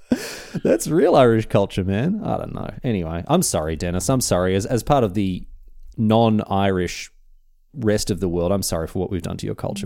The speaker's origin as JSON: {"language": "English", "country": "Australia", "said": "being Australian"}